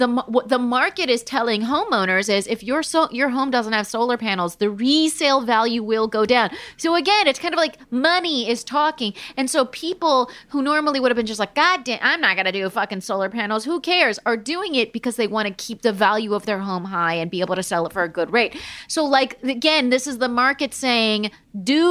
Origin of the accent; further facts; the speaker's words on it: Palm Springs, California, United States; moved away; I grew up in Palm Springs, California